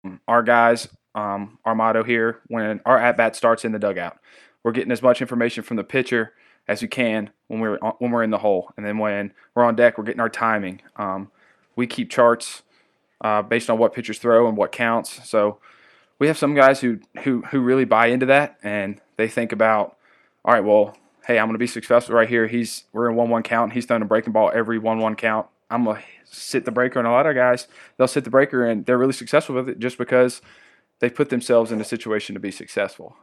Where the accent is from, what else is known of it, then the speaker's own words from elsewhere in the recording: Amherst, Virginia, United States; moved away; my hometown, uh, Amherst, Virginia.